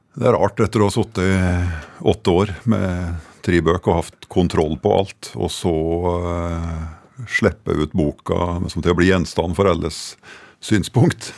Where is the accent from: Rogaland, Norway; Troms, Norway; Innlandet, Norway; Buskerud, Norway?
Innlandet, Norway; Fåvang; hjembygda mi, i Fåvang også, oppe i, oppe i Ringbu